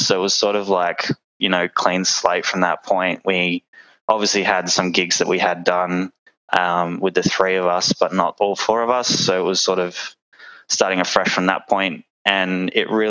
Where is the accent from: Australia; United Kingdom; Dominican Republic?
Australia; Perth, Western Australia; We are all from Perth